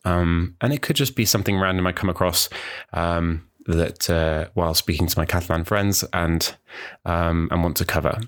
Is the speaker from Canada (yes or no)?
no; New Zealand; also born or lived in United Kingdom; now in Wales, United Kingdom; I grew up in New Zealand, um, although I was born in the U K